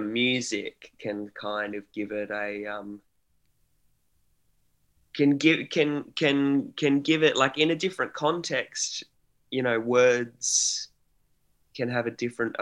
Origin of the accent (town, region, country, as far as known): Australia